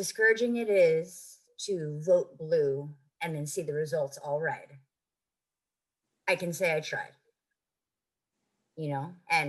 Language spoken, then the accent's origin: English; California, United States; being a Californian